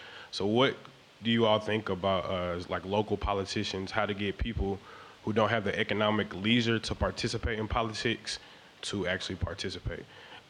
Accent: Houston, Texas, United States; I'm a student at Houston-Tillerson University, but I'm originally from Houston.

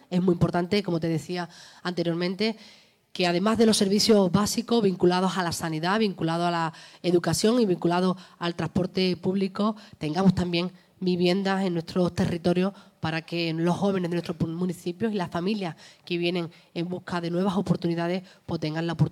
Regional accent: Huelva, Andalusia, Spain; todos los onubenses y todas las, onubenses que salimos a la calle

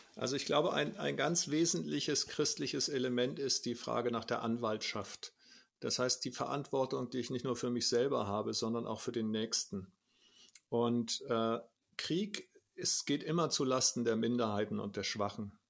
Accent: Germany; unsere Erfahrung als Deutsche

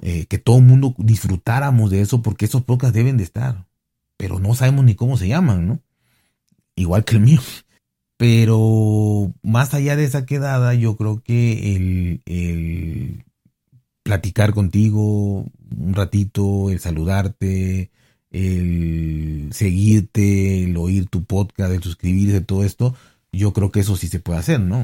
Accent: Mexico; a mí como mexicano

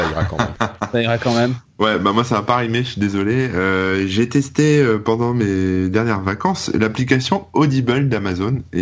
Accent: Hauts-de-France, France; accent: Ch'ti; Mais moi je suis pas je suis pas parisien. Moi j'ai un accent ch'ti à la base euh, du nord euh

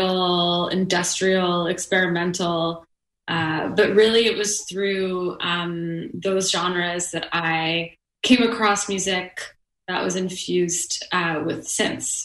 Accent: Montreal, Quebec, Canada; I'm from Montreal and I am bilingual

